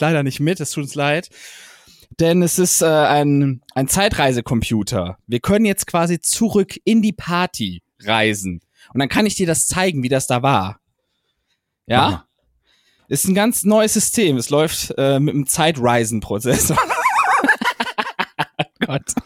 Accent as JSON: {"language": "German", "area": "Heinsberg area", "region": "North Rhine-Westphalia", "country": "Germany", "said": "Ich komme ja aus dem Heinsberger Raum"}